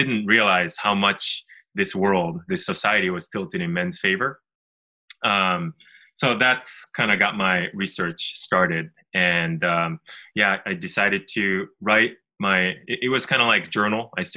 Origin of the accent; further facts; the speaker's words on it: Japan; I'm originally from Japan, and we actually live in Tokyo